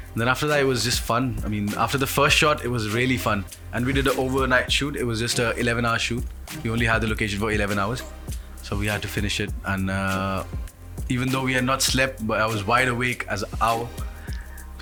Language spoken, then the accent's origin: English; Punjabi from India, India; moved away as an adult; now in United Kingdom; I'm a Punjabi from India who came to UK to study and like spend some time